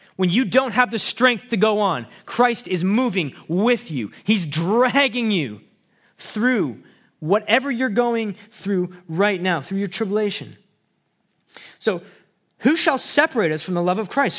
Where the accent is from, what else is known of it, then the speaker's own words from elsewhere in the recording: Abbotsford, British Columbia, Canada; also born or lived in Chicago; I grew up in Abbotsford